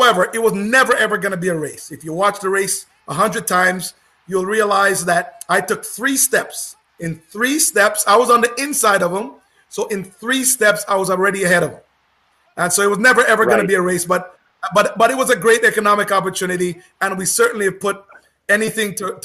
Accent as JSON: {"language": "English", "town": "Oakville", "region": "Ontario", "country": "Canada", "tie": "born or raised there", "said": "I grew up in Oakville"}